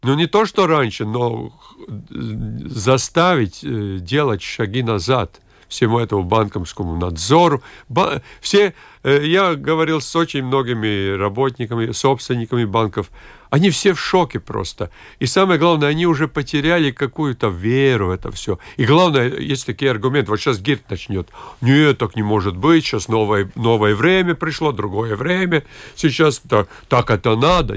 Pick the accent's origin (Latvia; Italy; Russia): Latvia; Latgale; в моей любимой Латгалии, откуда я родом